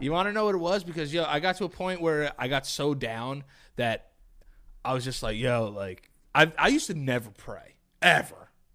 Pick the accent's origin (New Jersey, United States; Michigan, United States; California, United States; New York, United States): New York, United States; I'm from New York